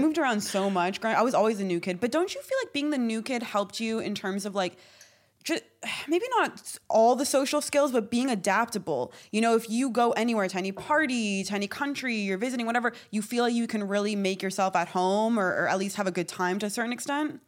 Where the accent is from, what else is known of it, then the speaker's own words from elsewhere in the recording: Morocco; a Moroccan